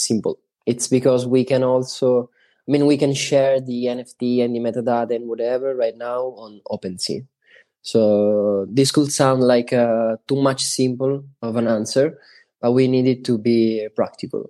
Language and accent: English; Sicily, Italy; English is a second language; we are from Sicily.